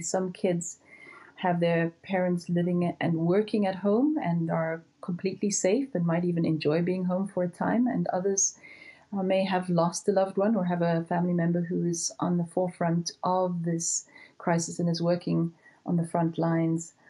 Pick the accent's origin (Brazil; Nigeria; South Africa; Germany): South Africa; moved away as an adult; also born or lived in Houston, Texas; I was born and raised in South Africa, but did my training in Houston, Texas, at Baylor College of Medicine.